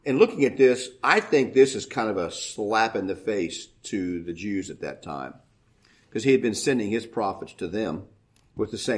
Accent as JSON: {"language": "English", "country": "United States", "said": "as an American"}